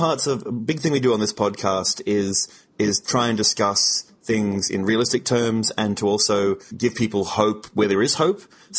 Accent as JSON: {"language": "English", "country": "Australia", "said": "speaking as an Australian"}